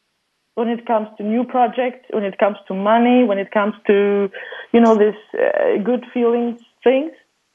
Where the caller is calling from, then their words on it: Sweden; I'm calling from Sweden.